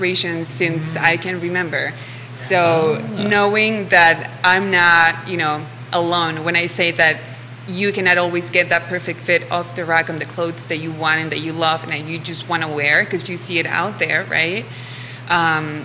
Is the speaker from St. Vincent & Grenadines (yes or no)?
no; Mexico; now in Charlottesville, United States; I'm originally from Mexico. I've been in Charlottesville for the last year or so.